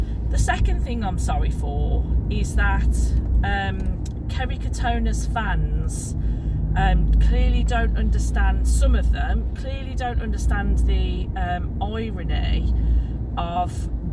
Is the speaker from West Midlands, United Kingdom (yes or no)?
yes; Birmingham, West Midlands, United Kingdom; accent: Brummie; you're born and raised in Birmingham